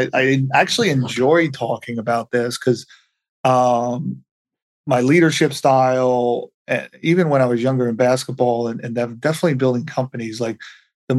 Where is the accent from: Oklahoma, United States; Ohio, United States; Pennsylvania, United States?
Pennsylvania, United States; Bucks County, outside Philadelphia; moved away as an adult; now in Laguna Beach, United States; I grew up right outside of Philadelphia in Bucks County.